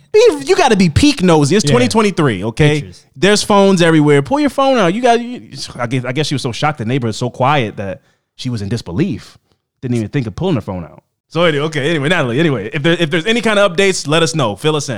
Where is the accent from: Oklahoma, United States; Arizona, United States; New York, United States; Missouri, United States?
Missouri, United States; Kansas City; I'm going to preface this by saying that I'm from Kansas City, Missouri. So that's, Midwest.